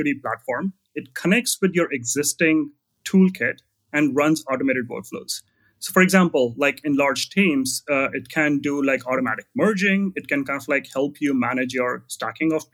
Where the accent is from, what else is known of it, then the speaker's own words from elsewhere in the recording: New Delhi, Delhi, India; moved away as an adult; now in United States; I grew up in New Delhi. I came to US to join Google a decade ago